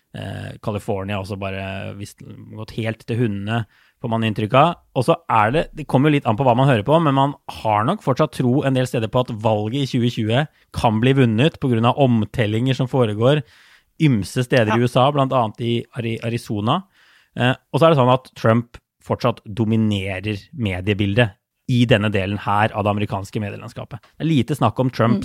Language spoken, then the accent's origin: Norwegian; Norway; som nordmann